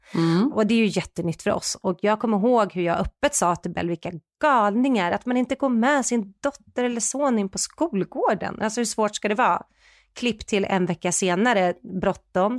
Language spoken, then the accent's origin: Swedish; Sweden; vi är ju svenskar